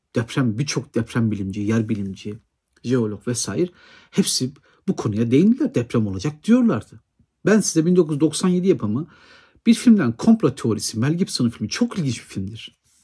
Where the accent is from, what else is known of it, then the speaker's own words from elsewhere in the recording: Erzurum, Turkey; benim memleketim Erzurum'da